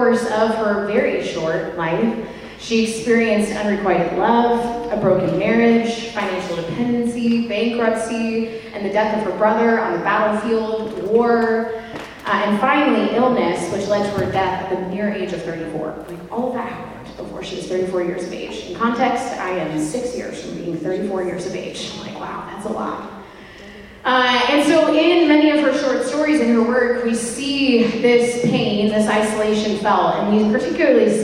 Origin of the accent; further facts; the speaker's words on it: Cincinnati, Ohio, United States; moved away as an adult; now in Kansas City, United States; I was from Cincinnati, Ohio